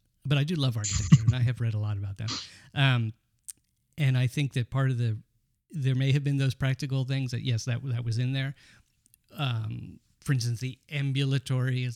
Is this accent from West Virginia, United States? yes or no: no; D.C., District of Columbia, United States; I grew up in near Washington, D.C.